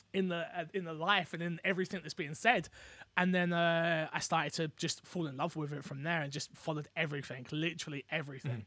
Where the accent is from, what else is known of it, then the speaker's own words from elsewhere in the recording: London, United Kingdom; I'm from London.